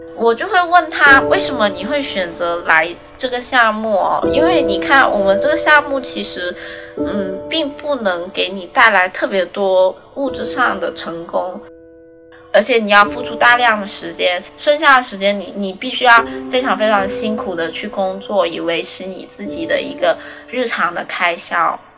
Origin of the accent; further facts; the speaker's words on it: Guangzhou, Guangdong, China; now in Shanghai, China; 今年二十五岁。我是广州人，现在在上海